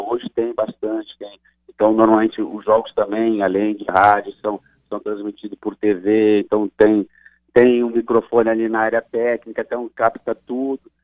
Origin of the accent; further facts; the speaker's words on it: Gaúcho, Rio Grande do Sul, Brazil; also born or lived in Pernambuco; now in Paraíba, Brazil; eu sou gaúcho